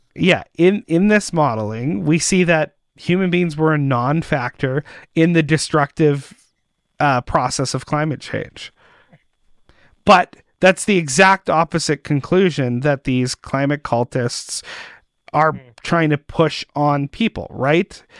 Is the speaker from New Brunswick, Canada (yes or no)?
no; Winnipeg, Manitoba, Canada; I'm from Winnipeg